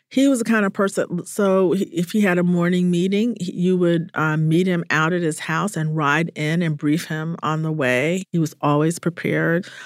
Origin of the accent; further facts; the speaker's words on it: Atlanta, Georgia, United States; I grew up in Atlanta